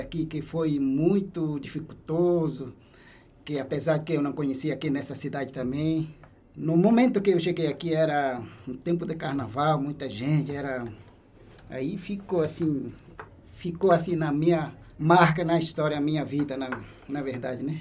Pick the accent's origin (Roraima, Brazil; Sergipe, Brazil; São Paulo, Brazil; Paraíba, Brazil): Roraima, Brazil; Brazil-Venezuela border, western; minha comunidade fica no oeste do estado de Roraima, bem fica assim fronteira Brasil-Venezuela